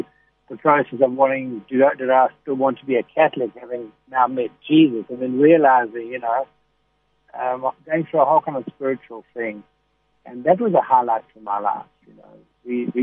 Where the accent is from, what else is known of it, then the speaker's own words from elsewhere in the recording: Durban, KwaZulu-Natal, South Africa; I was born in Letegwini.